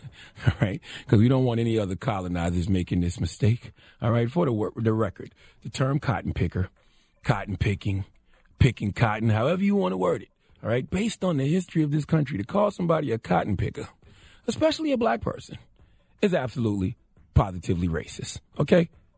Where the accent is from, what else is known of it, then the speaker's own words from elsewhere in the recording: South Carolina, United States; I'm from South Carolina